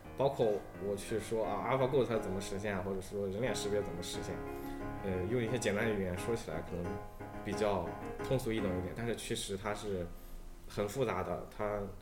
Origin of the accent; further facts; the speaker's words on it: China; 我们本身中国人他可能对这个数学上比较敏感一点吧